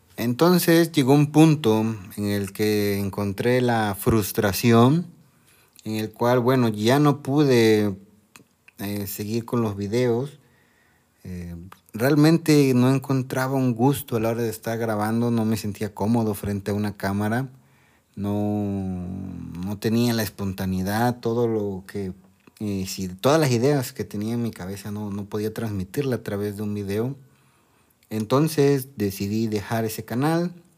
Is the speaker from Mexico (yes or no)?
yes; Mexico; Soy de México